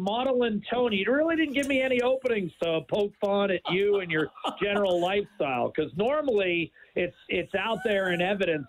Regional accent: United States; now in Edmonton, Canada; I'm American.

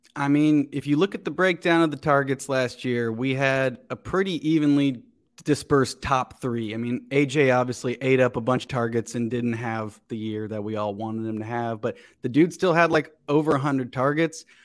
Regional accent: Cincinnati, Ohio, United States; moved away as an adult; also born or lived in West Chester, Ohio / Chicago / New York; now in Los Angeles, United States; I grew up in Cincinnati

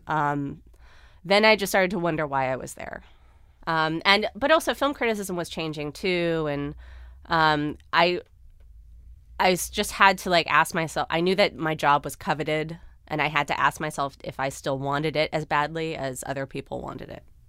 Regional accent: Los Angeles, California, United States; as a teenager growing up

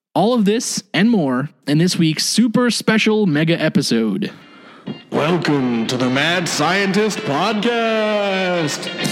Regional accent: United States; the United States, my home country

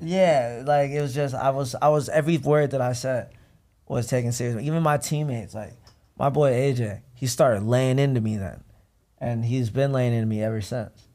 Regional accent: Ohio, United States; born or raised there; now in Los Angeles, United States

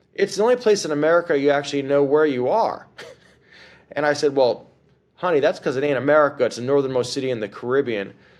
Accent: White Plains, New York, United States; now in New Orleans, United States; I was born in New York City and grew up in White Plains

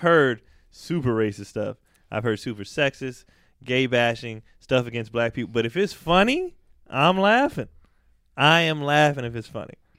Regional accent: the Bay Area, California, United States; I grew up in the Bay

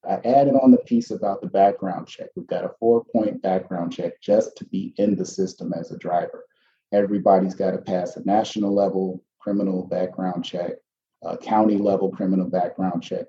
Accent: Chicago, Illinois, United States; We grew up on the South Side, sort of between the South Shore um, and Chatham area

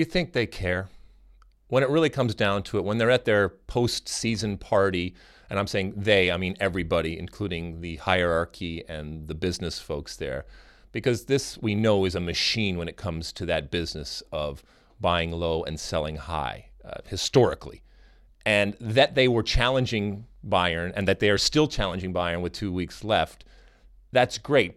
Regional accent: United States

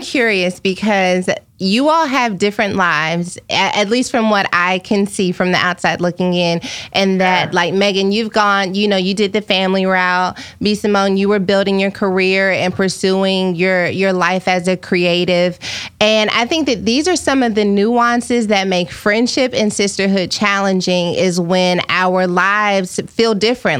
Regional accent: Dallas, Texas, United States; moved away; also born or lived in Fort Worth; I grew up on White Rock Lake

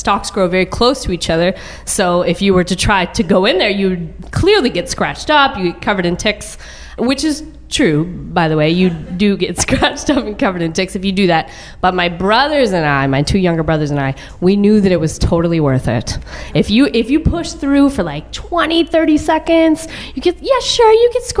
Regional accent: a suburb of Dallas, Texas, United States; born or raised there

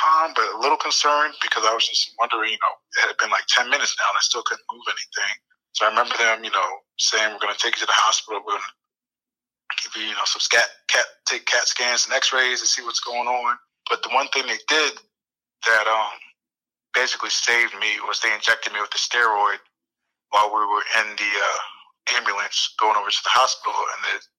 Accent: Columbus, Ohio, United States; I was from Columbus, Ohio.

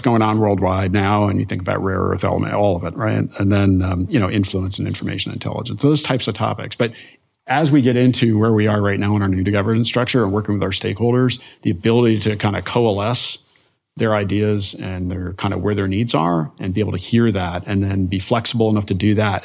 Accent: Denville, New Jersey, United States; moved away; I am from Northwest New Jersey, from Denville, New Jersey. It's on the, was at the time, kind of the, the edge of rural and suburban where they meet. So grew up in a place, we had acres

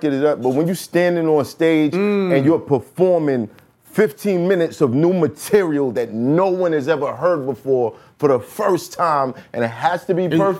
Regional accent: New York City, New York, United States; I'm from Brooklyn.

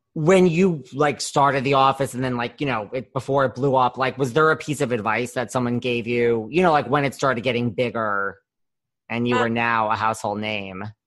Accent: New York, United States; I'm from New York

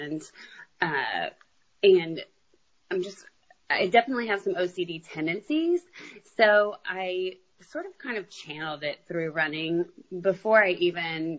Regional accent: San Antonio, Texas, United States; I'm from San Antonio

